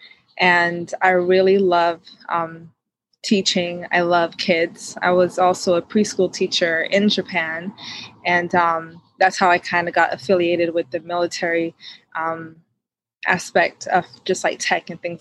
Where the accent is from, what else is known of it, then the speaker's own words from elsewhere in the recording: Jamaica; now in Atlanta metro, United States; born and raised in Jamaica